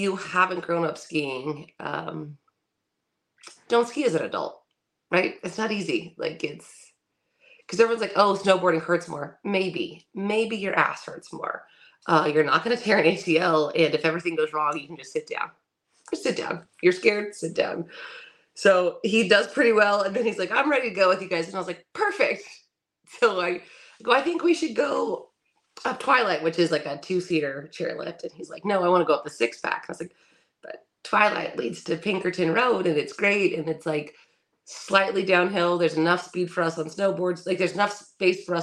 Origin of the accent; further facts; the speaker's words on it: California, United States; we're from California